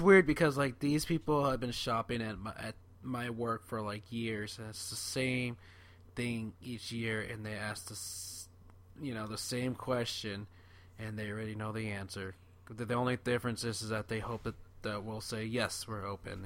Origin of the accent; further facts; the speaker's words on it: California, United States; I'm from California